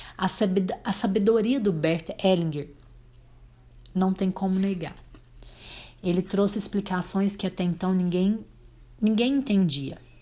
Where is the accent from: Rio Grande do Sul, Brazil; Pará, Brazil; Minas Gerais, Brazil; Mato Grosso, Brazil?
Minas Gerais, Brazil; Abadia dos Dourados; also born or lived in Tupaciguara, Minas Gerais; nunca neguei que eu nasci em Abadia dos Dourados, Minas Gerais, Brasil. Nunca neguei que eu sou brasileira, nunca neguei que eu morasse em Tupaciguara